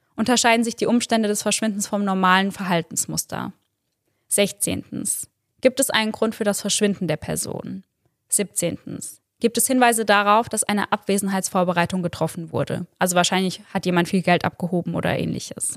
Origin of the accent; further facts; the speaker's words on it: Germany; bei uns in Deutschland